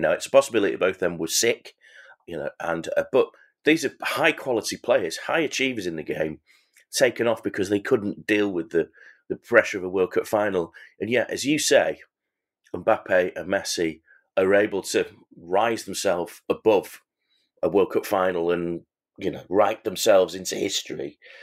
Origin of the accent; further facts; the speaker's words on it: England, United Kingdom; I'm an Englishman